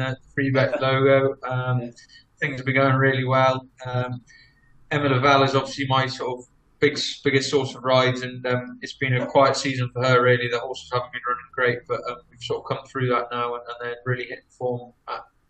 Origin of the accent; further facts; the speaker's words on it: England, United Kingdom; being based in England, being English